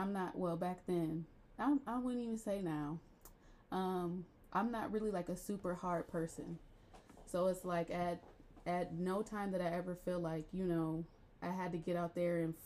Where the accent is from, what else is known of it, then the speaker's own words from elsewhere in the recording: Akron, Ohio, United States; So when I was a child, we grew up in Channelwood, which is on the southwest side of Akron